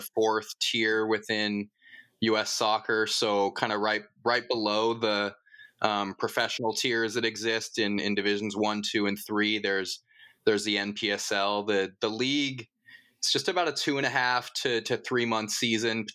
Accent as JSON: {"language": "English", "town": "Portland", "region": "Oregon", "country": "United States", "tie": "born or raised there", "also_born_or_lived": "Troutdale, Oregon / Colorado", "said": "I'm from Portland area, born here, as well as lived for, was born in Portland, lived there until I was about 10 years old, and family moved just a little bit east"}